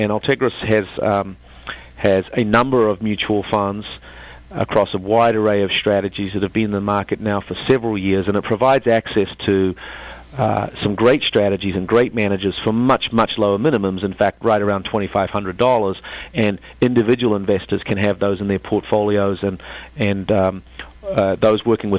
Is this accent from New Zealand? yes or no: yes; New Zealand; I'm not from Texas, Charlie, although I have a southern accent. It's from the deep, deep south.